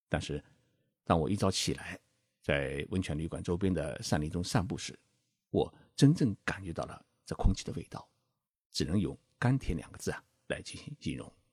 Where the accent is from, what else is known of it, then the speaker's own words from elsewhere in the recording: Zhejiang, China; 我就是浙江人